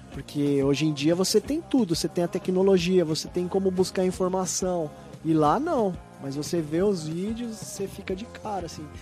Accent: São Paulo, Brazil; eu sou de Itaquera, Arthur Alvinha, ali da região

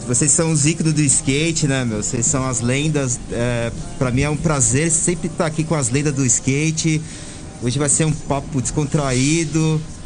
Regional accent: São Paulo, Brazil; eu nasci lá, na, no, lá no Planalto Paulista, né? Atrás, passei, para ser mais exato, lá atrás do aeroporto de Congonhas

